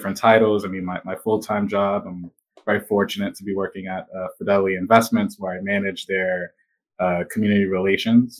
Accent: Providence, Rhode Island, United States; I grew up in the south side of Providence on Public Street off of Broad

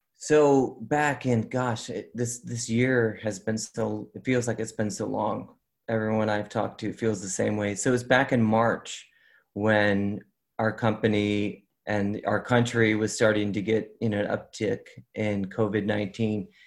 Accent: Chicago, Illinois, United States; I'm born and raised in Chicago

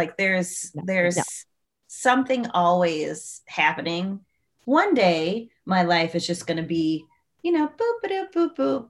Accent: Chicago, Illinois, United States; moved away; I'm from Chicago.

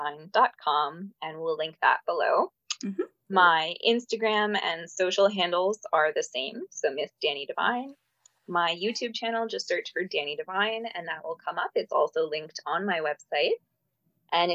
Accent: Ireland; I'm Irish

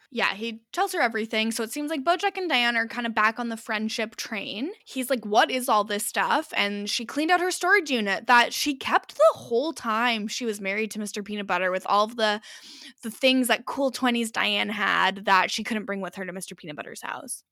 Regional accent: Canada; we always will have, like, a Canadian flag on our luggage

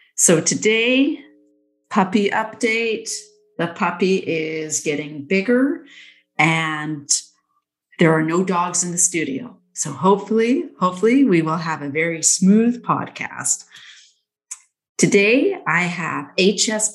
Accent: Nanaimo, British Columbia, Canada; I was born in Nanaimo. Um, I lived in Nanaimo for like, God, 20 years

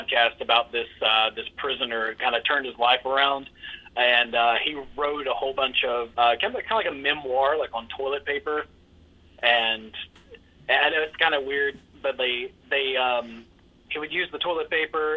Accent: outside of Jacksonville, Florida, United States; I'm originally from outside of Jacksonville. My town is so small, no one knows what it is on the map, so I just tell them I'm from Jacksonville.

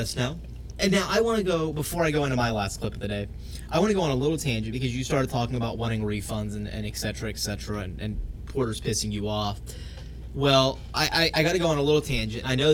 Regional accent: South Georgia, United States; growing up in South Georgia

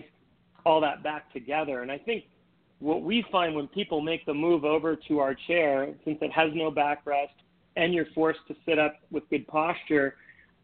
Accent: Minnesota, North Dakota, Midwest, United States; I grew up in Minnesota, North Dakota, ice skating and skiing and things

